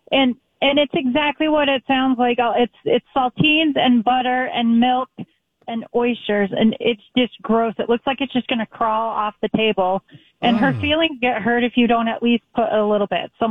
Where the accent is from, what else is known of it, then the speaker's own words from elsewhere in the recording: California, United States; born there; also born or lived in Minnesota; I was born in California and lived in Minnesota, and is green bean casserole.